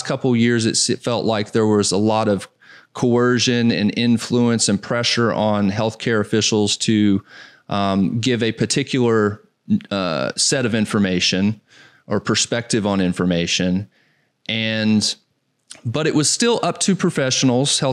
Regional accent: Southeast, United States; moved away; I grew up in the Southeast

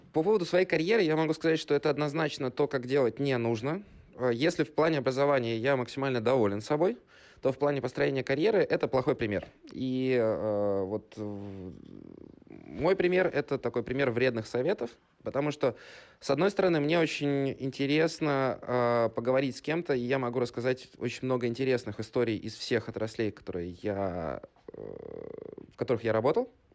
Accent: Bryansk, Bryansk Oblast, Russia; moved away as an adult; also born or lived in Moscow / Saint Petersburg; ресторанным бизнесом в регионе, в городе Брянске, откуда я родом

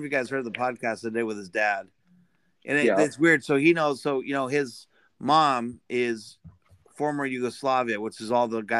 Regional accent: Hawaii, United States; moved away; I am actually from Hawaii.

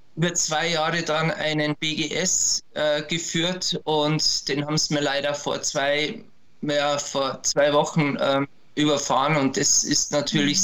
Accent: Berchtesgaden, Bavaria, Germany; diese Bauernjagd bei uns in Berchtesgaden betrieben

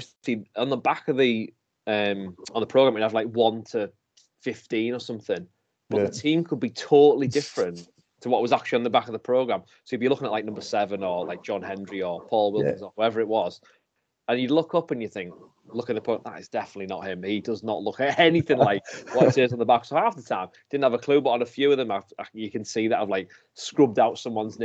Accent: Middlesbrough, North East England, United Kingdom; now in Liverpool, United Kingdom; I'm from Middlesbrough. I live in Liverpool at the minute, but I'm from Middlesbrough.

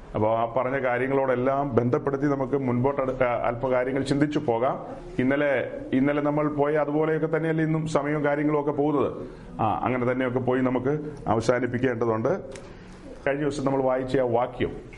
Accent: Perumbavoor, Kerala, India; ഞങ്ങളുടെ നാട്ടിൽ പെരുമ്പാവൂരിലുള്ള

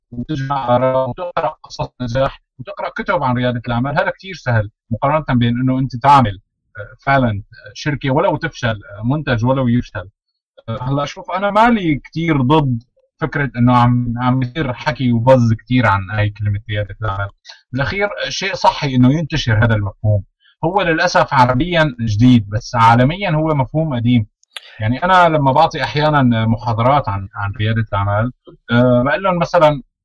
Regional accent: Aleppo, Aleppo Governorate, Syria; بسوريا كان عندنا بحلب

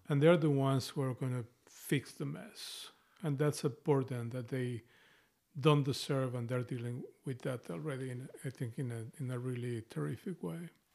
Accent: Mexico; accent: Spanish Mexican; English is a second language; moved away as an adult; now in United States; I have an accent, a strong, a Spanish Mexican accent, and I've lived in this place

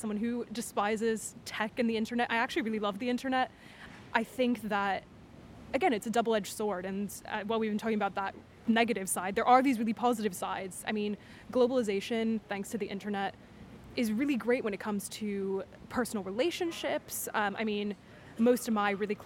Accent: United States; moved away as an adult; now in United Kingdom; I'm American, I grew up in the US

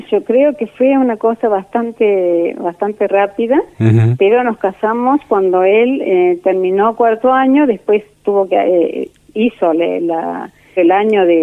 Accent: Córdoba, Argentina; born there; Yo nací en Córdoba

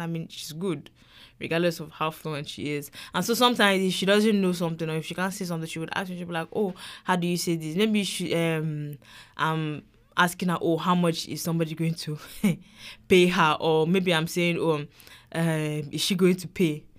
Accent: Nigeria; first language English; now in United States; I am Yoruba. I am from Nigeria

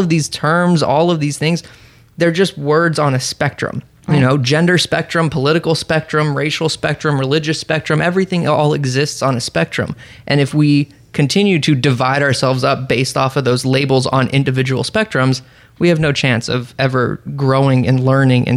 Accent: Florida, United States; growing up in Florida in high school

